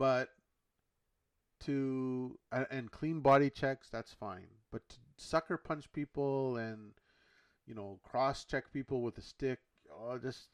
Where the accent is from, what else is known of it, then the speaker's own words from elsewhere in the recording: Canada; I'm Canadian